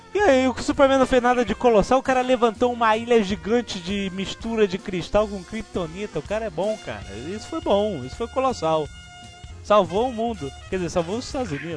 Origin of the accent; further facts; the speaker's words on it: Brazil; Eu, Brasil, Brasil